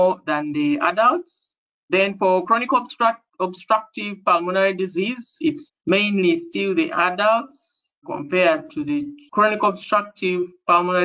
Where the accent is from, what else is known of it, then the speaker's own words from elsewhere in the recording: Kampala, Central Region, Uganda; I am from Uganda in East Africa, and East Africa is in the middle of the African continent. So I come from a town called Kampala